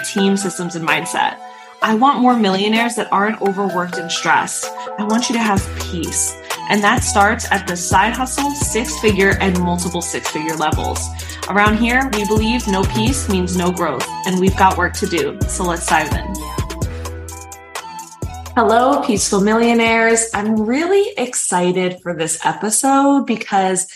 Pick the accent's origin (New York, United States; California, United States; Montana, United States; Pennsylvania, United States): New York, United States